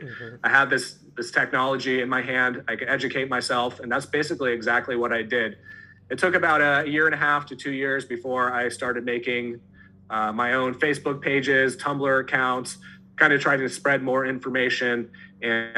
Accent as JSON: {"language": "English", "town": "Santa Cruz", "region": "California", "country": "United States", "tie": "born or raised there", "said": "I grew up in the Bay Area, Santa Cruz, California"}